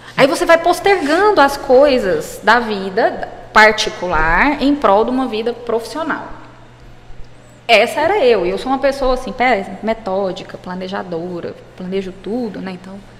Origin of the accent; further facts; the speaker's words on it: Jataí, Goiás, Brazil; also born or lived in Goiânia; eu sou de Goiás, sou do interior de Goiás, sou de Jataí. Fui para Goiânia para fazer o cursinho